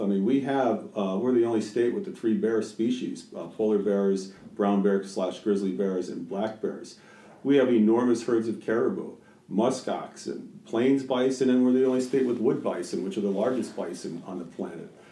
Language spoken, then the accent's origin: English; Scranton, Pennsylvania, United States; moved away as an adult; now in Alaska, United States; I grew up in Pennsylvania, in Scranton, Pennsylvania, and left in 1983 to go to Alaska right out of college